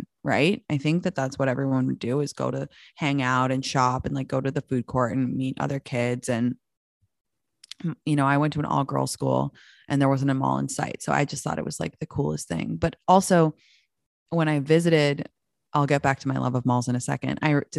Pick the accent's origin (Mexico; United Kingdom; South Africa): United Kingdom; England; because I grew up in England, I had like the hookup because I was going to the States.